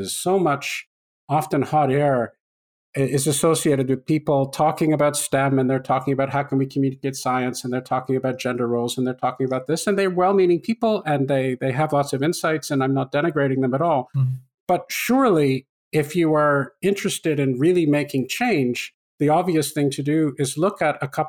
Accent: Canada; I grew up in Canada

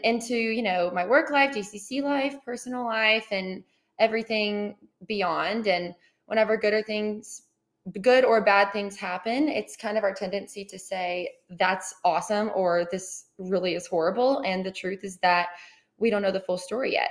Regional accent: Austin, Texas, United States; also born or lived in Southlake, Texas; So I grew up in Austin, Texas. So I'm a born and raised Texas girl, but lived there for about 13 ish years.

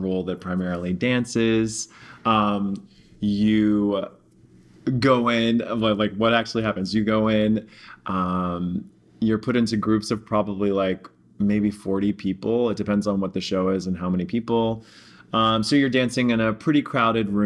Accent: New York City, New York, United States; also born or lived in Pittsburgh, Pennsylvania; now in Texas, United States; I'm from Pittsburgh, which is super hilly and kind of mountainous. And then I grew up in New York City for most of my life.

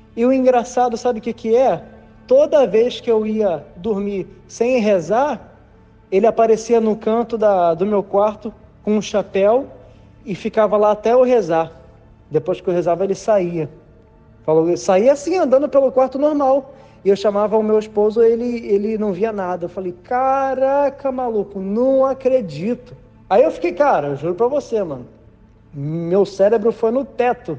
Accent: Niterói, Rio de Janeiro, Brazil; moved away as an adult; now in Florida, United States; eu sou de Niterói, Rio de Janeiro, mas já há aproximadamente seis anos eu moro na Flórida

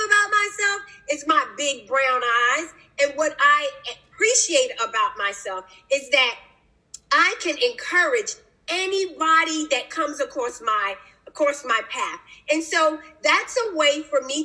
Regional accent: Philadelphia, Pennsylvania, United States; now in Newport News, United States; my upbringing, I'm from Philadelphia, Pennsylvania, grew up there, but now I reside

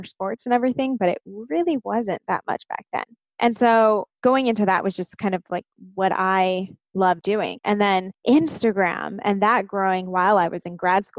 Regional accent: Southern California, United States; I grew up in Southern California

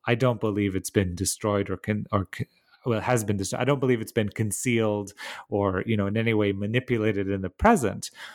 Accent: Bucharest, Romania; moved away; I grew up in, uh, Romania, in Bucharest.

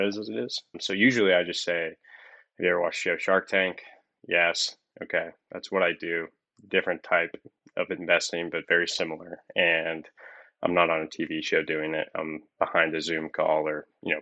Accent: Columbus, Indiana, United States; moved away as an adult; now in Louisville, United States; I'm originally from Columbus, Indiana, which is about an hour north of Louisville and an hour south of Indianapolis

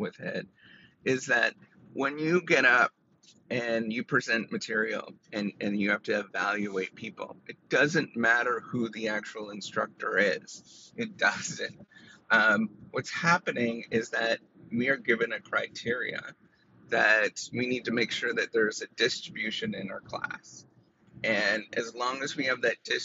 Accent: Canada; I'm Canadian

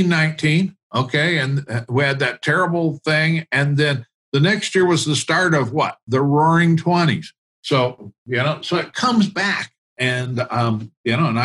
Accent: central Illinois, United States; I have two small two small towns that I claim as my hometown. One of them happens to be in central Illinois

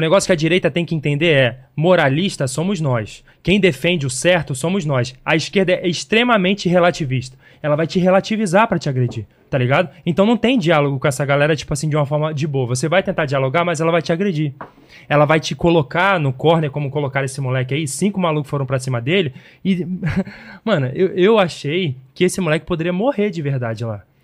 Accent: Belford Roxo, Rio de Janeiro, Brazil; da onde eu vim, da Baixada Fluminense do Rio de Janeiro

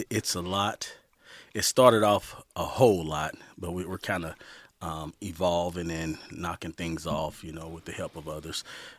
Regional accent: St. Louis, Missouri, United States; All right. From St. Louis, Missouri. Graduated in 1993 high school.

